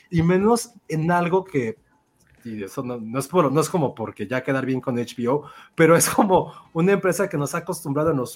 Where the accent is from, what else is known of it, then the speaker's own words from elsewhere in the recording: Chihuahua, Mexico; ay, esto me encantan los aguachiles, güey, que soy de Chihuahua, ay, me encanta, este, rayados, güey, que soy de Chihuahua